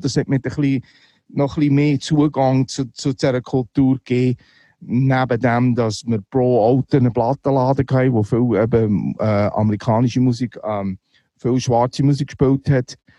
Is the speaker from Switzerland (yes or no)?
yes; Neuendorf, Solothurn, Switzerland; moved away as an adult; also born or lived in Muri bei Bern / Boston / Brooklyn; ich bin Muri bei Bern geboren, aber äh, im Gäu, Neuendorf, äh, im Gäu aufgewachsen